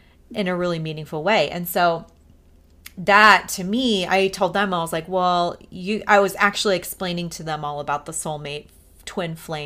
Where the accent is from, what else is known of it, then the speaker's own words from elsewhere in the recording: Missouri, United States; I was born in Missouri